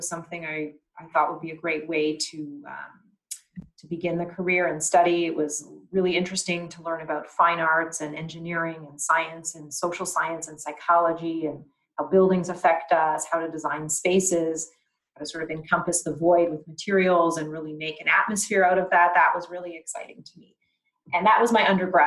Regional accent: Canada; growing up in Canada

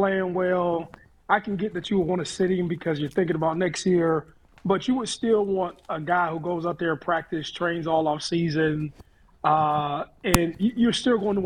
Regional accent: Youngstown, Ohio, United States; I'm from Youngstown

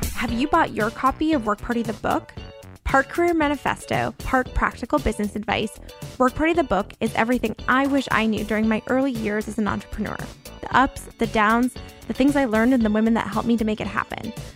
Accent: West Palm Beach, Florida, United States; now in Los Angeles, United States; I moved to West Palm Beach, which is where my hometown is

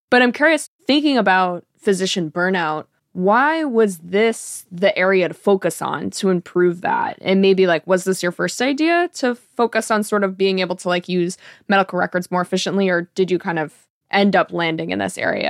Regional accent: Georgetown, Massachusetts, United States; I grew up in Georgetown near Newburyport

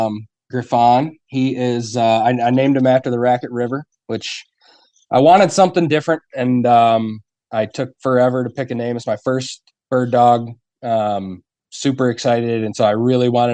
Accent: Ogdensburg, New York, United States; now in Potsdam, United States; I grew up on the St. Lawrence over in Augsburg

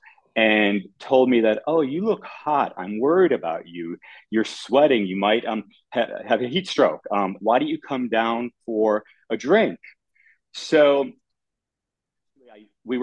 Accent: Chicago, Illinois, United States; I grew up in Chicago

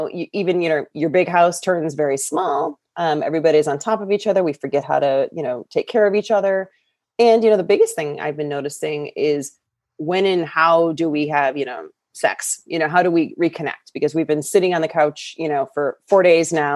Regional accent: Michigan, United States; moved away as an adult; now in California, United States; I'm from Michigan, raised with very Midwest values, Midwest lifestyle

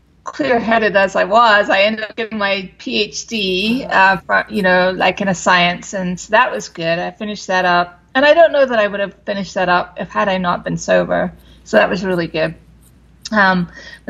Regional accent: London, United Kingdom; moved away as an adult; now in United States; I was raised in London, England, and I came over to the States when I was like 18

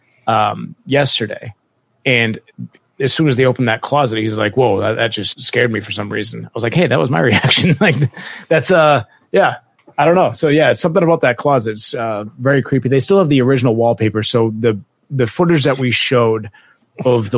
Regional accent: Marshfield, Massachusetts, United States; Marshfield, our hometown, was a big loyalist town.

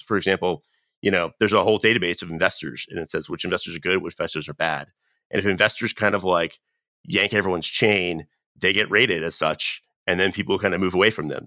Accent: North Carolina, United States; moved away; I'm originally from North Carolina.

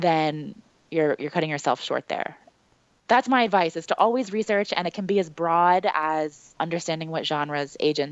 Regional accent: New Jersey, United States; now in Brooklyn, United States; I grew up in South Jersey and that I live in Brooklyn now

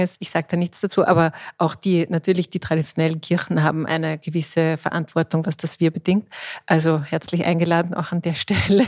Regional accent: Austria; bei uns in Österreich

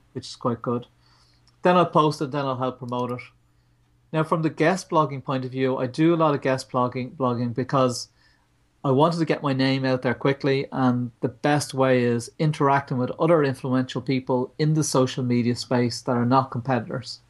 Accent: Ireland; We're Irish

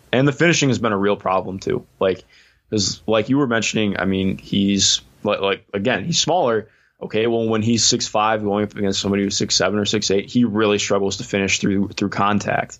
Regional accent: Cleveland, Ohio, United States; I grew up in Cleveland.

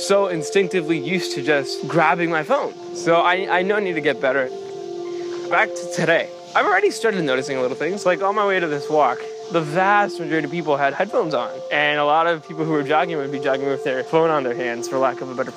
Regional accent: Puerto Rico; moved away; I'm from Puerto Rico.

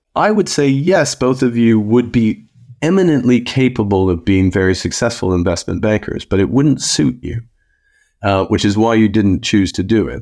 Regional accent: Canada; also born or lived in Fort Smith, Northwest Territories; I grew up in Canada

